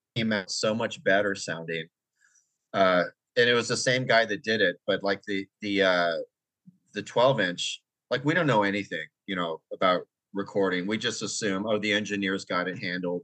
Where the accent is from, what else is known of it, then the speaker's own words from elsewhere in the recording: Oakland, California, United States; originally I'm from the Bay Area, uh, Oakland, San Francisco Bay Area